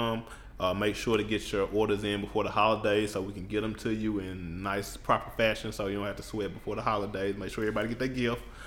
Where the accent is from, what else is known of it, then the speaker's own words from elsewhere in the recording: the South, United States; we from the South